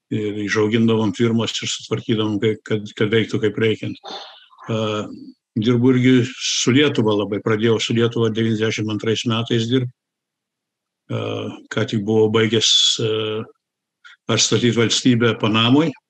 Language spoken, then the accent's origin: Lithuanian; United States; also born or lived in Germany; aš buvau sukurtas Lietuvoje, gimiau Vokietijoje, užaugau Amerikoje. Lietuvą pirmą kartą pamačiau 91-2 metais.